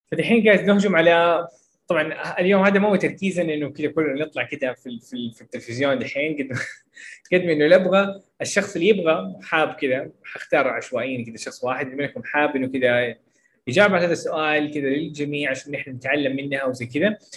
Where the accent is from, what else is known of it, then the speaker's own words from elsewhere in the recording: Jeddah, Makkah Province, Saudi Arabia; يعني مثلا انا من جده فاتكلم شويه عن جده